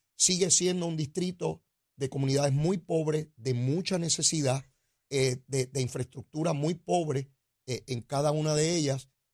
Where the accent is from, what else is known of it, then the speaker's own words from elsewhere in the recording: San Juan, Puerto Rico; el barrio donde yo me crié, al lado de Capetillo